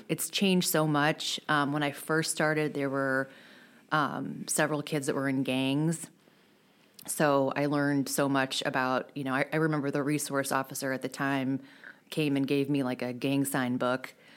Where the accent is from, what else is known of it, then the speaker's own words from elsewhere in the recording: De Pere, Missouri, United States; I grew up in De Pere